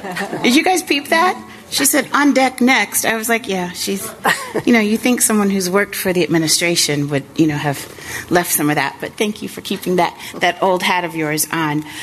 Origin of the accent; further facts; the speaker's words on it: Central Illinois, United States; also born or lived in Springfield, Illinois; I come from Central Illinois